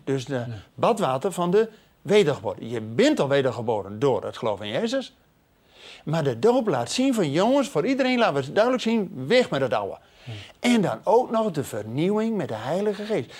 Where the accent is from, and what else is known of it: Netherlands